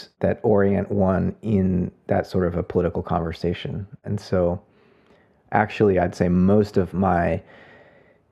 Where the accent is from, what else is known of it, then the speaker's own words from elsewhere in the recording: South Florida, United States; now in San Francisco Bay Area, United States; I grew up in South Florida